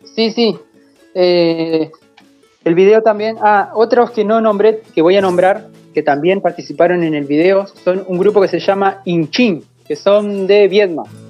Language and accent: Spanish; a village of the Línea Sur, Río Negro, Argentina; now in Fiske Menuco, Argentina